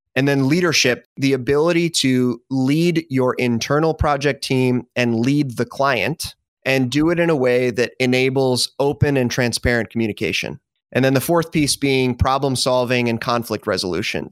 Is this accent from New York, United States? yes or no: no; Michigan, United States; moved away as an adult; also born or lived in Dallas, Texas; now in Tampa, United States; originally born and raised in the Midwest, Michigan specifically